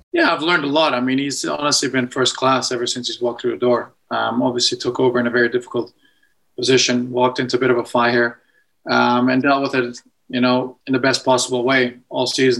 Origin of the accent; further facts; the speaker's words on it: Edmonton, Alberta, Canada; moved away; growing up in Edmonton